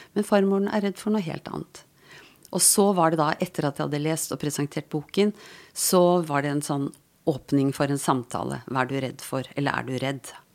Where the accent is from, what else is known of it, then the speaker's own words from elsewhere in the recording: Asker, Akershus, Norway; Jeg vokste opp på Dikemark, altså Dikemark psykiatrisk sykehus